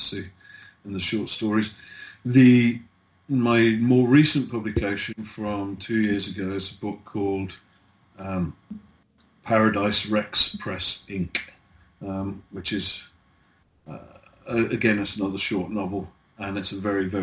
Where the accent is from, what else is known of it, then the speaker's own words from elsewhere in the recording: the British Midlands, England, United Kingdom; It's my hometown